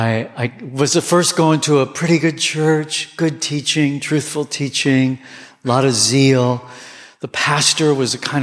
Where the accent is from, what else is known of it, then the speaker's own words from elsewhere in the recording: Southern California, United States; I grew up in Southern California